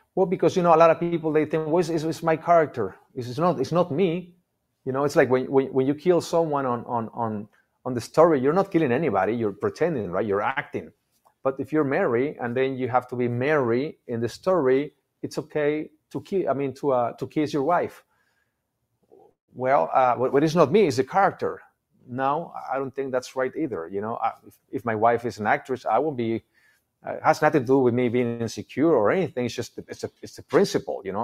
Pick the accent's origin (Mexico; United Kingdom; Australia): Mexico; English is a second language; moved away as an adult; now in United States; We moved here maybe, I don't know, uh, in two thousand, almost twenty-three years ago. I didn't speak English.